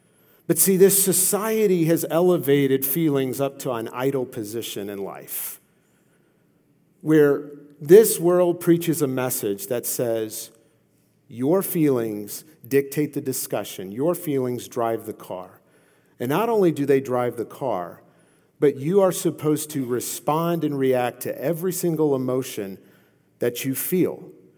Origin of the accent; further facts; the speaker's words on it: Louisiana, United States; I come from Louisiana, okay? We're crazy, okay?